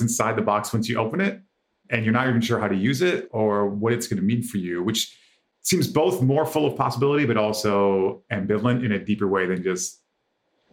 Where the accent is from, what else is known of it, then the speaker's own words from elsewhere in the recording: Michigan, United States; I grew up in Michigan in the 80s.